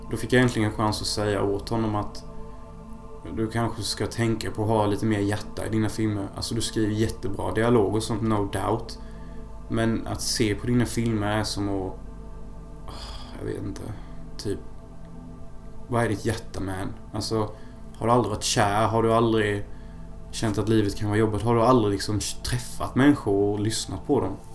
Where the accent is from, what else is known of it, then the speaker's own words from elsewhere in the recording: Sweden; jag är fortfarande svensk by heart så det var ju mest alkohol ändå.